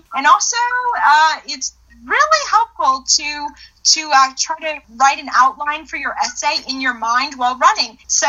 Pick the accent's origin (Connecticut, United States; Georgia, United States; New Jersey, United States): Georgia, United States; Atlanta; moved away as an adult; now in Clemson, United States; I am also originally from Atlanta, Georgia